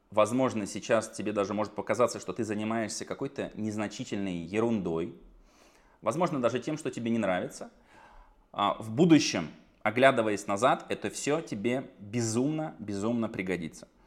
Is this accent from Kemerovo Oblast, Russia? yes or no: yes; Kemerovo, Kemerovo Oblast, Russia; born there; now in Saratov, Russia; Я родился в Сибири, в Кемерово. Потом оттуда уехали. В итоге я живу в Саратове